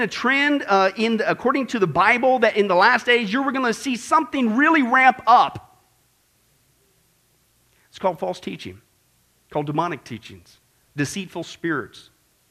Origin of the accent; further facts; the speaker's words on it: Kansas, United States; I grew up in Kansas